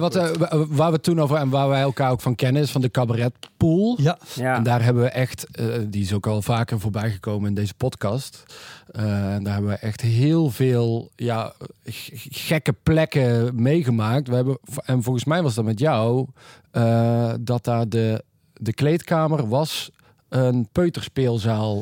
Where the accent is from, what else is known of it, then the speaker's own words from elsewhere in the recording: North Brabant, Netherlands; wij komen uit Brabant